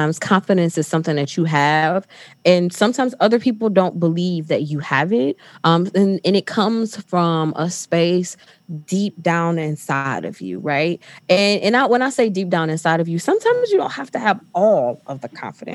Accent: Detroit, Michigan, United States; I am from Detroit. Probably should share that, but I'm from Detroit. So I went to one of the big three.

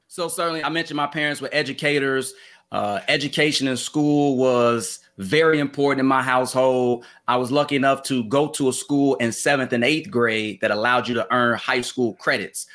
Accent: Chicago, Illinois, United States; I'm from Chicago, grew up in Chicago.

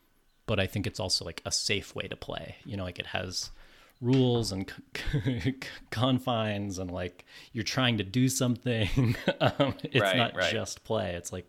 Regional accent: California, United States; also born or lived in New York; I'm from California. Lived in New York for a long time.

